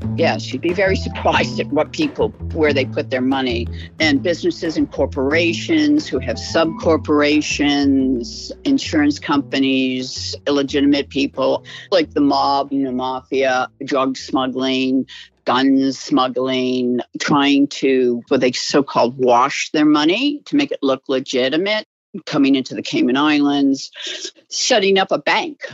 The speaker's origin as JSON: {"language": "English", "region": "New England", "country": "United States", "tie": "born or raised there", "said": "I grew up in New England"}